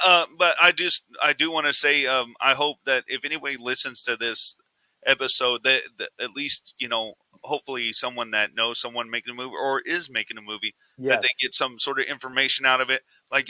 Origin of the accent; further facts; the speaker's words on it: Del Rio, Texas, United States; But I grew up, my hometown is Del Rio, Texas. I was born there. Okay. I grew up there. And I'm a border town kid.